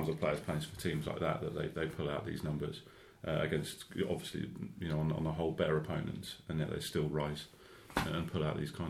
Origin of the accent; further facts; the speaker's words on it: United Kingdom; as British as we are